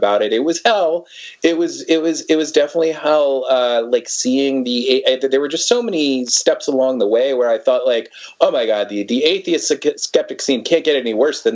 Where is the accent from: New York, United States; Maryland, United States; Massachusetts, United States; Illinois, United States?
New York, United States; now in Florida, United States; I came from New York, came from a very open-minded